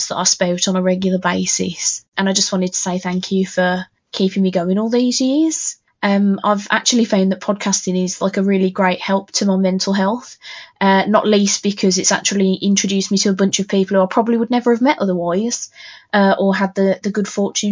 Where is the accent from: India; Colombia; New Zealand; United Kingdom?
United Kingdom; I'm very British